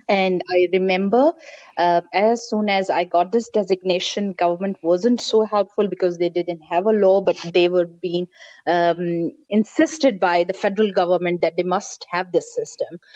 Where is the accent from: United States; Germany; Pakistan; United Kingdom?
Pakistan; i'm pakistani